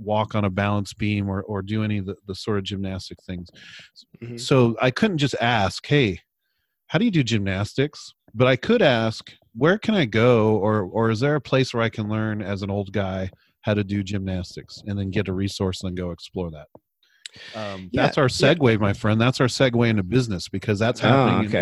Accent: California, United States; I'm from California.

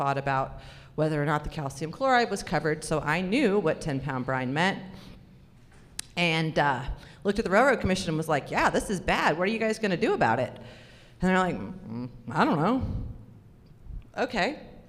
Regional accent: Florida, United States; also born or lived in California / Alabama; So I grew up in Florida, California, Alabama.

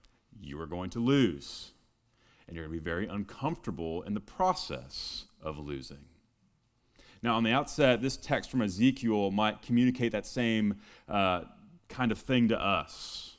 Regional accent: Texas, United States; I'm originally from Texas.

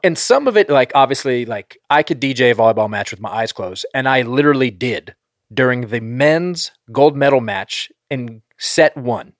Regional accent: northern East Coast, Northeast, United States; moved away; I grew up on the East Coast, so, like, I know and, like, northern East Coast

